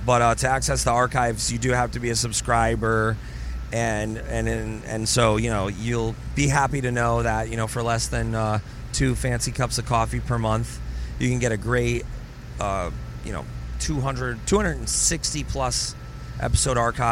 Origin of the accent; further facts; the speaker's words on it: Ireland; Irish people, we hate the doctor.